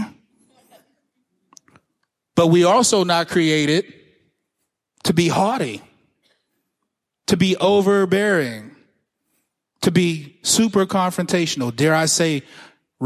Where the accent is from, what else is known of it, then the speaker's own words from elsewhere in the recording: Pittsburgh, Pennsylvania, United States; I'm from Pittsburgh. I went to public school.